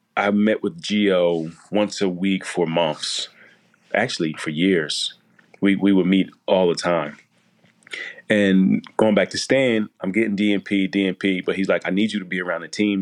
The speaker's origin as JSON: {"language": "English", "town": "Chester", "region": "Pennsylvania", "country": "United States", "tie": "born or raised there", "said": "growing up in Chester"}